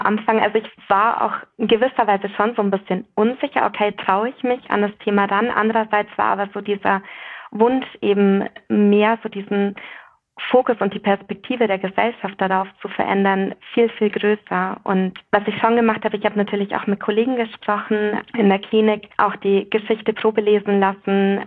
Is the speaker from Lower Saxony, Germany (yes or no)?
no; Bavaria, Germany; ich bin ja in Bayern aufgewachsen